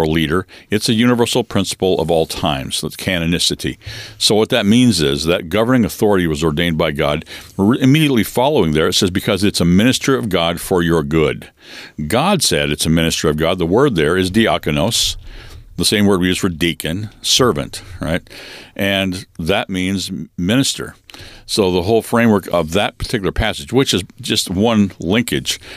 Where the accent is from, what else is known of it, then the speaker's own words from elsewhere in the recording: Western Washington State, United States; I was born and raised in Western Washington State in a logging home and family and community